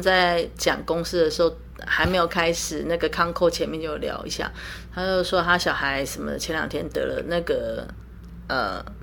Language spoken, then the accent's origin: Chinese; Taiwan; 我是从台湾来的